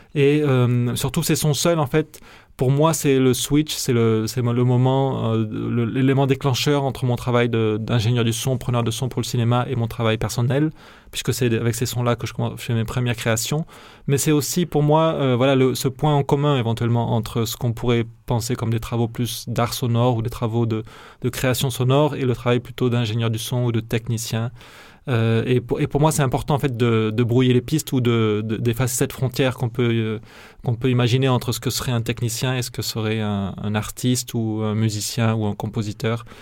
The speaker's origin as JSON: {"language": "French", "town": "Narbonne", "region": "Occitania", "country": "France", "tie": "born or raised there", "moved": "yes", "said": "où j'ai grandi, donc qui est à Narbonne"}